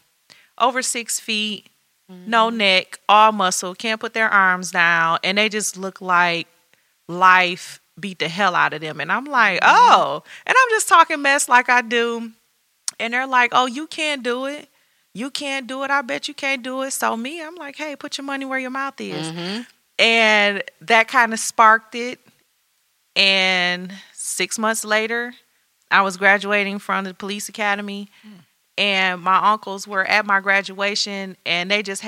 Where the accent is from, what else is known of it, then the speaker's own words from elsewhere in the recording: Detroit, Michigan, United States; born and raised in Detroit